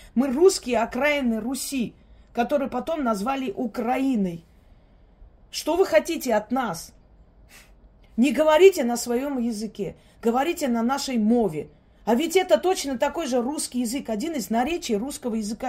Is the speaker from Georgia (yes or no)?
yes; Georgia; я росла среди них, я выросла в Грузии